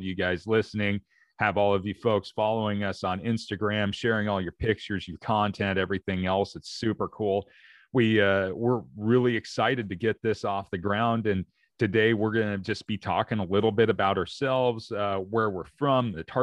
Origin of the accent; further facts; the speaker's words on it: Oregon, United States; I'm from Oregon. So here in the Pacific Northwest